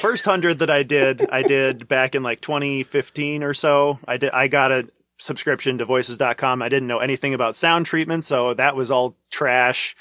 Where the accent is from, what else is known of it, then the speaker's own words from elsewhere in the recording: North Dakota, United States; also born or lived in Chicago; when I was two, they came back to North Dakota. My dad worked at a local machine shop mm-hmm. for a few years and then took over the family farm